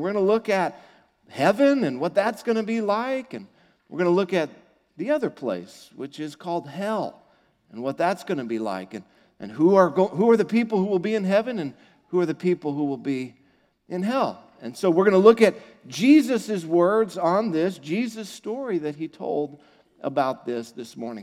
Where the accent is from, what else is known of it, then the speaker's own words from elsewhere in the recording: United States; I'm an American